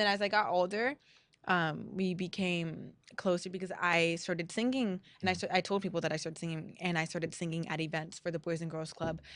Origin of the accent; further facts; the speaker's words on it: La Habra, California, United States; my La Habra roots